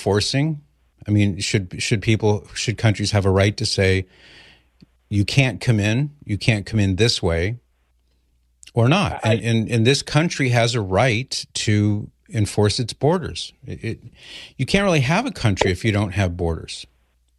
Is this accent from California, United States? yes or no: yes; Los Angeles, California, United States; I was born in Los Angeles in 1960